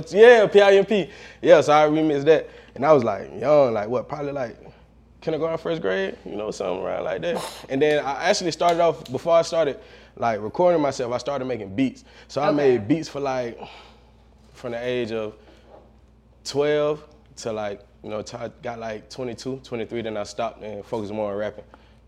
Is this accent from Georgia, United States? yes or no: yes; Valdosta, Georgia, United States; I'm actually from Valdosta, Georgia.